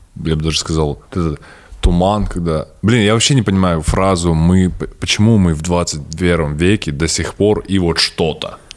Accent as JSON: {"language": "Russian", "town": "Stepnogorsk", "region": "Akmola Region", "country": "Kazakhstan", "tie": "born or raised there", "said": "Я родился в Степногорске"}